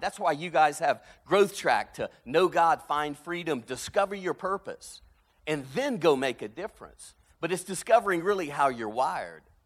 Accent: South Louisiana, United States; moved away as an adult; now in Birmingham, Alabama, United States; growing up in South Louisiana

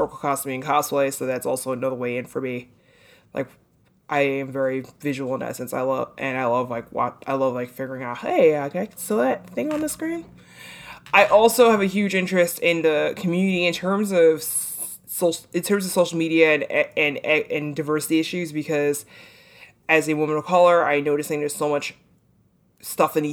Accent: New York City, New York, United States; I'm from Brooklyn

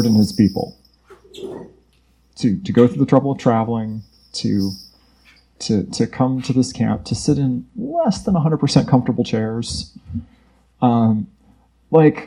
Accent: Florida, United States; I'm from Florida where it's even worse

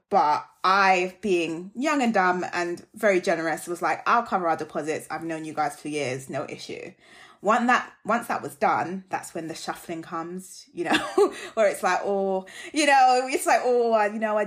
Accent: Jamaica; I'm Jamaican

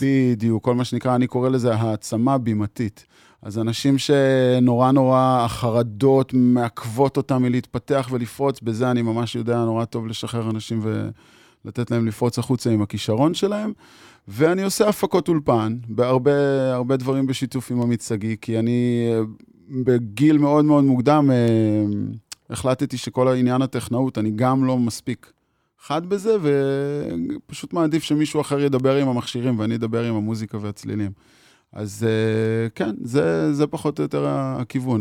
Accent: Magal, Haifa District, Israel; אני קיבוצניק מקיבוץ מגל, ואת רוב השנים הצעירות שלי העברתי עם החברים במקלט

